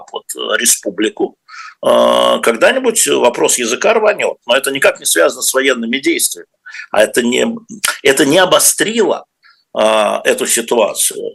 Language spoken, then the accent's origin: Russian; Moscow, Russia; мы москвичи, ну я москвич